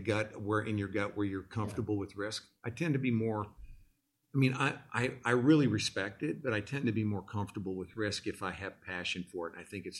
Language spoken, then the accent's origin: English; Illinois, United States; now in Dallas, United States; Like, I came from the Midwest. I'm from Illinois. And I came here knowing no one.